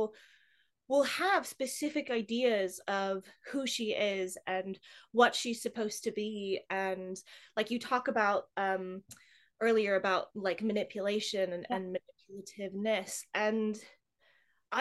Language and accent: English; United States; now in England, United Kingdom; I'm an American